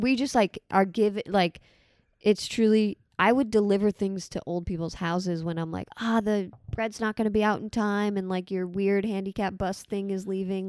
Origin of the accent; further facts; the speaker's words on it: Port St. Lucie, Florida, United States; also born or lived in Boston; I've spent most of my life in Florida.